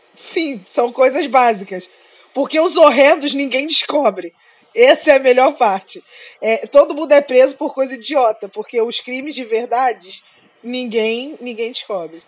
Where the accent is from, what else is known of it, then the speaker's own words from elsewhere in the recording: Brazil; como uma boa brasileira